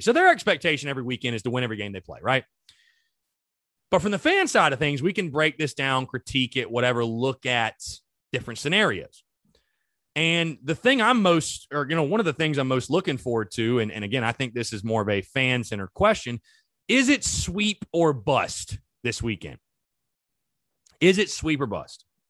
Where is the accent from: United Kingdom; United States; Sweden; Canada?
United States; North Augusta, South Carolina; I'm from, like, the Gulf of Mexico, basically, North Augusta, South Carolina